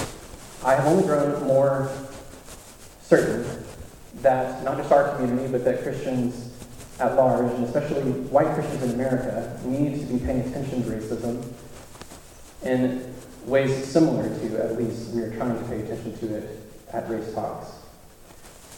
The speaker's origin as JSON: {"language": "English", "region": "the South", "country": "United States", "tie": "born or raised there", "also_born_or_lived": "Birmingham, Alabama / Texas / Louisiana", "said": "Having been born in Birmingham, raised in Texas and Louisiana, and having preached all my adult life in the Deep South"}